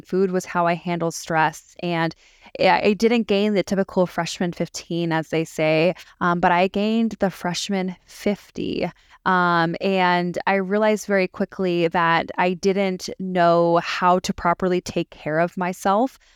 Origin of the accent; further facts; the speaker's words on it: San Diego, California, United States; also born or lived in Las Vegas, Nevada / Charlotte, North Carolina; now in Greenville, United States; I'm originally from San Diego, California, and I currently live in Greenville, South Carolina with my family.